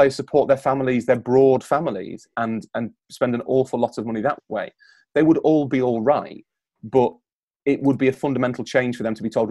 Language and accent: English; Yorkshire and the Humber, United Kingdom; I'm from Yorkshire